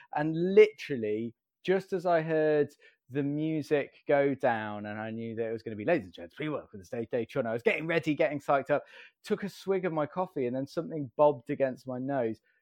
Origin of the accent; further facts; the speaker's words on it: Staffordshire, West Midlands, United Kingdom; I grew up in, uh, Staffordshire in the Midlands.